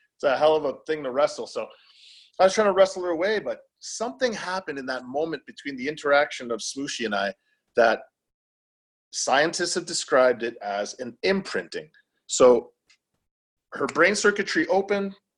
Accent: Welland, Ontario, Canada; also born or lived in Niagara Falls, Ontario; I'm from a small uh, southern Ontario city called Welland in Canada

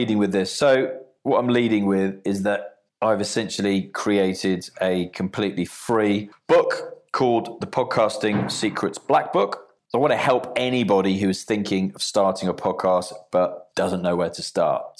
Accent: Bournemouth, South West England, United Kingdom; here in my hometown of Bournemouth

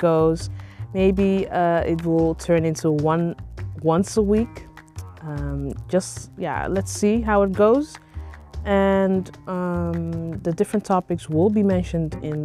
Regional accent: Netherlands; I am Nigerian, but I grew up here in the Netherlands

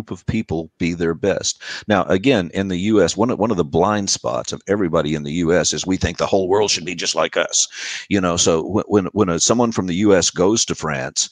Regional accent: United States; I'm an American and I speak four.

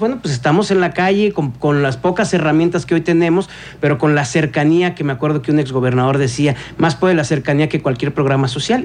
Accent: Querétaro, Mexico; Somos queretanos

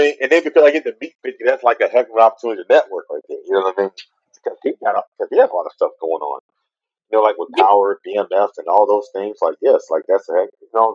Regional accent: Memphis, Tennessee, United States; now in Washington, D.C., United States; I'm from Memphis, Tennessee

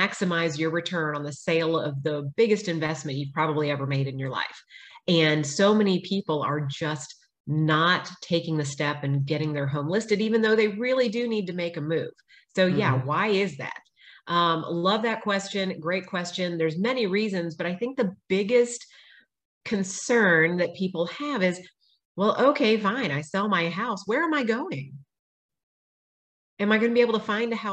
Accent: Austin, Texas, United States; now in Georgetown, United States; I grew up in Austin. I've been here over 40 years. And we moved to Georgetown about 6 years ago.

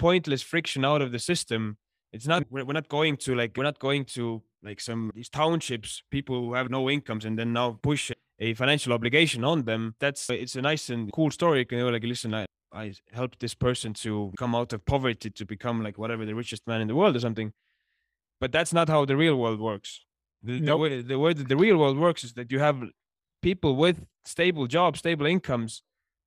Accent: Estonia; moved away as an adult; now in Johannesburg, South Africa; to be from Estonia

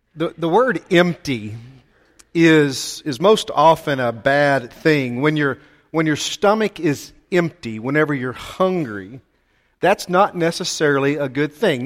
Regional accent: Texas, United States; we're from Texas and we're direct people

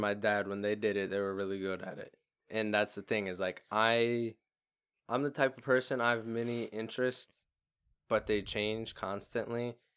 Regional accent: Florida, United States; we're from Florida

